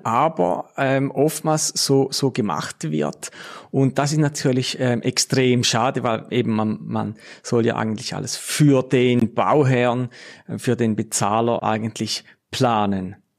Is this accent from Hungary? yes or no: no; Switzerland; bei uns in der Schweiz